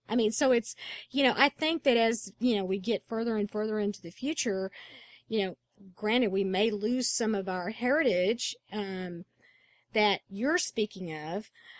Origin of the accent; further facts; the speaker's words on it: Texas, United States; It won't matter that I'm from Texas.